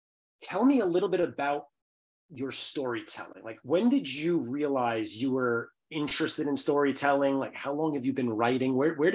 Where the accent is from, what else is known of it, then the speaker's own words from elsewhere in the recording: New York City, New York, United States; Born and raised in the Bronx.